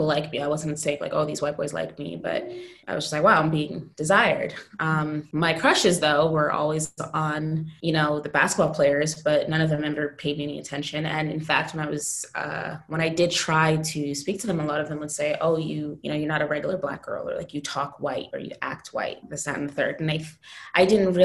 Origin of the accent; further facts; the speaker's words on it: Jamaican heritage, New York, United States; moved away as an adult; I'm Jamaican, grew up in largely American Black community